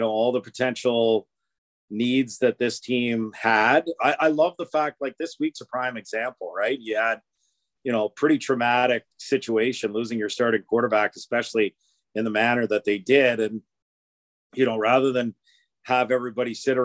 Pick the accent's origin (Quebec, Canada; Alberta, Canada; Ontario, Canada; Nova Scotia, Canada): Alberta, Canada; Edmonton; I'm from Edmonton